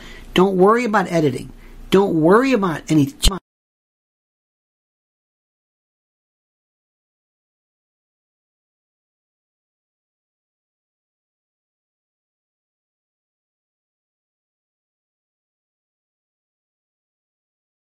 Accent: Tampa, Florida, United States; growing up in Florida.

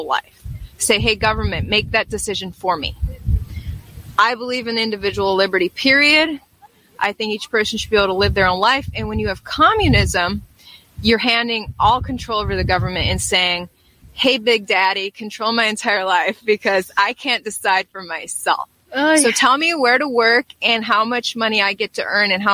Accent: Wisconsin, United States; moved away as an adult; also born or lived in New York / South Carolina; I'm a Yankee. I grew up in Wisconsin and I went to college in New York

